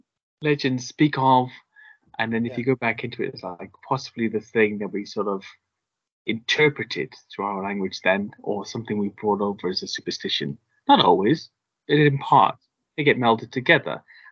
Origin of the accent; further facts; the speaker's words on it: Wales, United Kingdom; which is a part of the island I come from, but my family background is Irish. I grew up in Wales